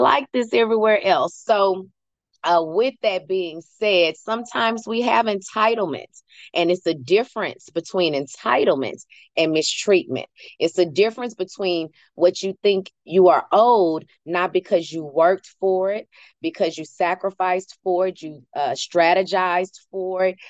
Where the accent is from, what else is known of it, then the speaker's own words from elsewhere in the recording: United States; I can say that because I am one